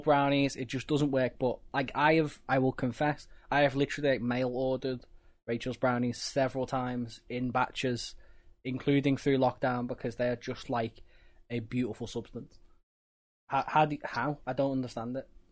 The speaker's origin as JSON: {"language": "English", "country": "United Kingdom", "said": "we're British"}